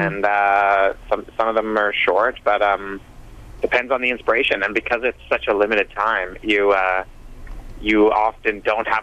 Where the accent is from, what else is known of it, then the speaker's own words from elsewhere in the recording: Alberta, Canada; now in Vancouver, Canada; I'm born and raised in Alberta, and me and my brother actually are two of the main members of …, and we're from Alberta.